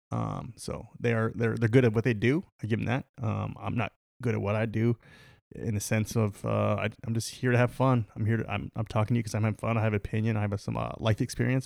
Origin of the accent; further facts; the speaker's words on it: United States; we're American, the Uni-, the United States of America.